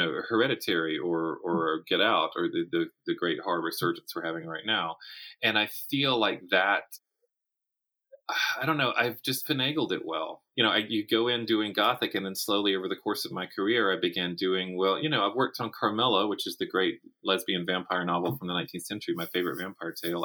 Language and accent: English; Florence, South Carolina, United States; my hometown of Florence, South Carolina